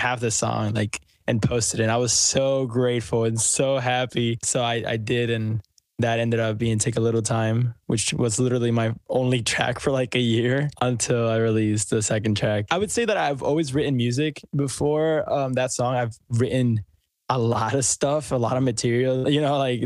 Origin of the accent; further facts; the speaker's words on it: Puerto Rico; moved away as an adult; now in Houston, United States; I was born and raised in Puerto Rico